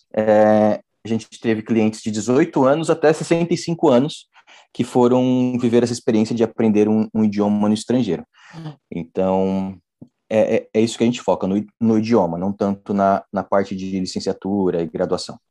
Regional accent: São Paulo, Brazil; moved away as an adult; also born or lived in Ireland / Portugal; now in Portimão, Portugal; eu sou de São Paulo, a maior cidade da América Latina, 12 milhões de habitantes, só a minha cidade tem mais habitantes que Portugal inteiro.

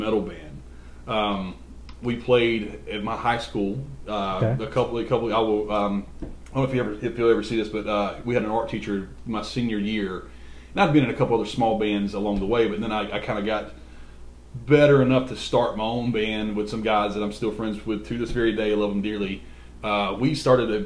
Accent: Bennettsville, South Carolina, United States; We grew up in Bennettsville

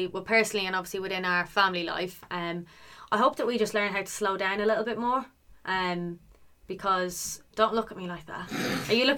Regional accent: Ireland; now in United Kingdom; I'm Irish

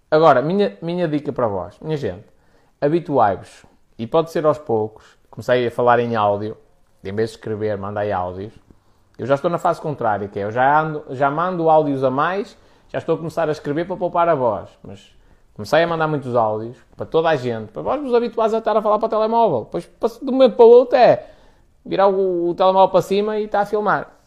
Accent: Spain; Portuguese is a second language; olha, sou espanhol e eu quero-te fazer, quero perguntar aqui algumas coisas de cariz profissional

